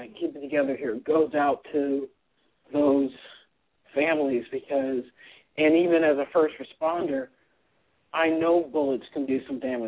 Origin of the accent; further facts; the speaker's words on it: Fresno, California, United States; I grew up in Fresno, California.